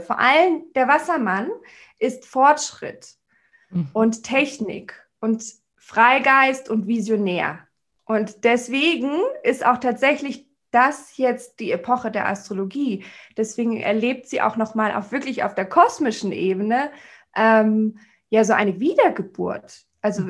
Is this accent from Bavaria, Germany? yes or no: yes; Munich, Bavaria, Germany; wo ich als Münchner Stadttussi mit, meinen, mit meiner Handtasche und allem ankam